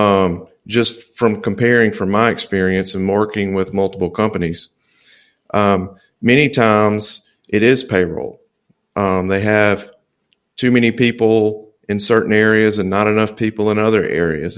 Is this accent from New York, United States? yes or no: no; Louisiana, United States; moved away as an adult; also born or lived in Dallas, Texas; now in Mobile, Alabama, United States; I'm originally from Louisiana. I haven't really traveled out of the South too much